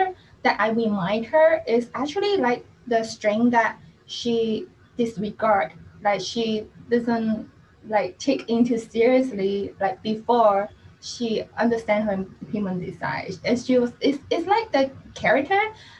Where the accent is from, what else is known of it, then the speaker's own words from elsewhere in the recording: Hong Kong; I'm actually from Hong Kong